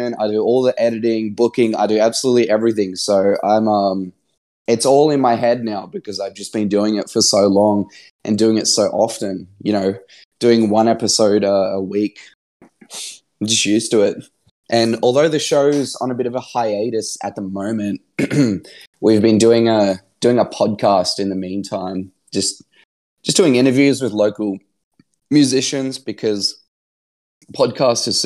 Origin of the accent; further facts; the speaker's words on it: Brisbane, Queensland, Australia; my hometown, Brisbane, Australia